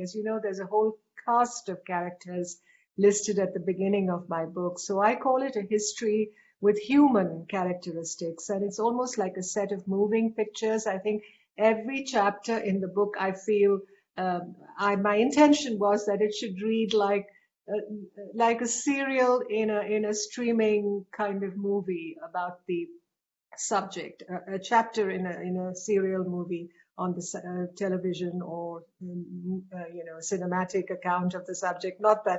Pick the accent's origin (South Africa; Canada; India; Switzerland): India; as an Indian who looks on Tibet as a region very close to our country